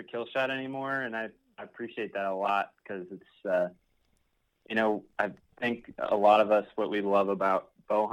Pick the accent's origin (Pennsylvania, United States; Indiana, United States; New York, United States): Indiana, United States; moved away as an adult; now in Beloit, United States; I grew up in Indiana, so been in Wisconsin for like 4 years now